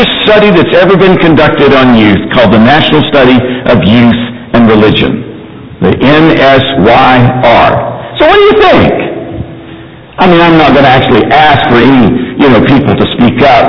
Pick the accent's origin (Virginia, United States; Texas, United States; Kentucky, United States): Kentucky, United States; Mayfield; I grew up in Mayfield, Kentucky